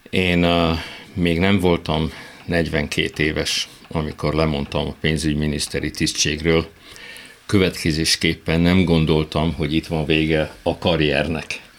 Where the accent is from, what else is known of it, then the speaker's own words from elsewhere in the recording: Hungary; born there; Szerencsém volt, olyan korban születtem, amikor már Magyarországon ugye oldódóban volt a régi kommunista önkényuralmi rendszer